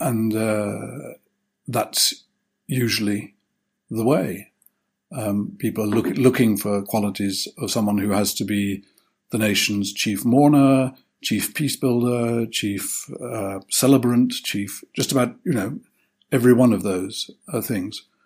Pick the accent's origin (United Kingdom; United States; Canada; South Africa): United Kingdom; as a Brit